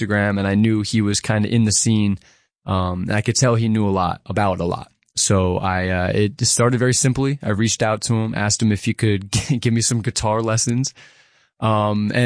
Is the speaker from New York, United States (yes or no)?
yes; Grahamsville, New York, United States; I am a musician born and raised in the Catskills. I'm from a small little town called Grandsville.